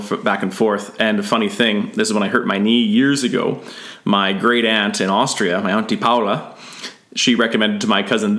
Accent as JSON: {"language": "English", "town": "Grimshaw", "region": "Alberta", "country": "Canada", "tie": "born or raised there", "said": "And now they're in Peace River, not too far away from my hometown of Grimshaw."}